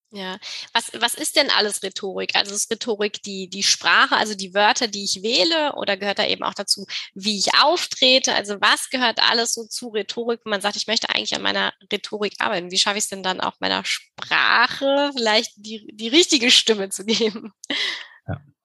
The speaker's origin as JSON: {"language": "German", "country": "Germany", "said": "wie wir eben auch als Deutsche ähm, wachsen oder groß werden"}